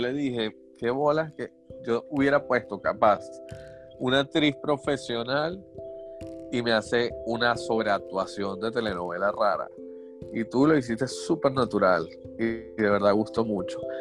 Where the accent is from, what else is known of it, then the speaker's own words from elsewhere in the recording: Venezuela; moved away; así somos los venezolanos. Somos los venezolanos. y todos los que trabajamos en esto somos todos migrantes y todos salimos del país